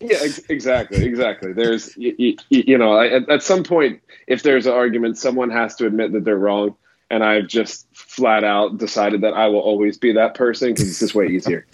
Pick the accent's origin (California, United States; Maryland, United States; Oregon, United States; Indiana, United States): Maryland, United States; Baltimore; also born or lived in South Carolina; now in Orlando, United States; so I am in Orlando, Florida. I'm just outside of Orlando, but I'm from Baltimore, Maryland originally